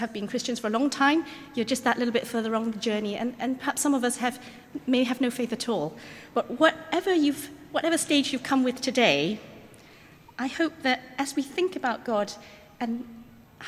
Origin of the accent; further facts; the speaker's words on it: Malaysia; As a young child, I grew up in Malaysia